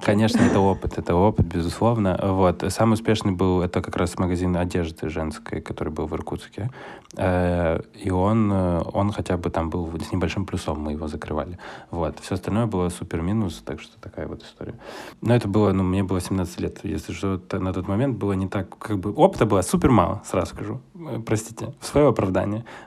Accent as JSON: {"language": "Russian", "region": "Kyiv", "country": "Ukraine", "tie": "born or raised there", "also_born_or_lived": "China / Moscow, Russia", "moved": "yes", "lives_now": "Ashdod, Israel", "said": "сам я из родом с Киева"}